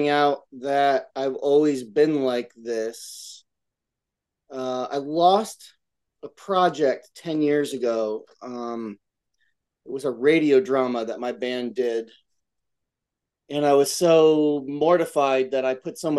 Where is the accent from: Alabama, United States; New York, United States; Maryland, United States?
New York, United States; Albany; moved away; my hometown, Albany, New York, upstate